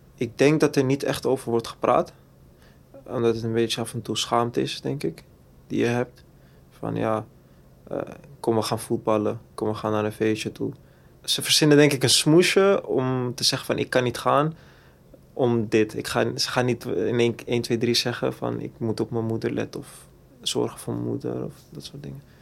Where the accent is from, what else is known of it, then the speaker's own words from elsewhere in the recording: Amsterdam, North Holland, Netherlands; ik ben geboren en getogen in Amsterdam-Zuid, rivierenbuurt